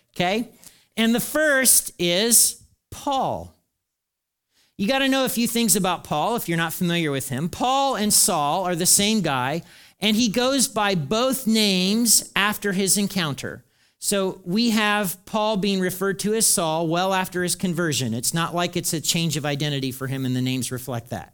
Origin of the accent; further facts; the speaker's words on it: the South, United States; as we would say in the South